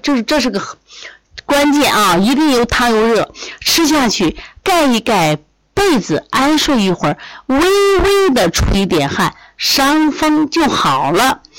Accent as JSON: {"language": "Chinese", "region": "Shandong", "country": "China", "said": "我是山东人， 山东人，东北人都是爱吃大葱"}